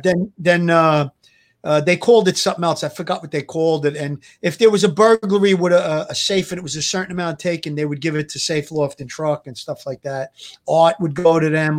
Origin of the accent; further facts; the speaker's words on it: New York City, New York, United States; I came from Gravesend, Avenue U